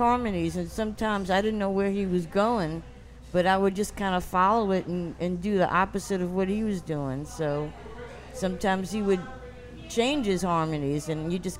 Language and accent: English; New Orleans, Louisiana, United States; also born or lived in St. Augustine, Florida; I'm born and raised here.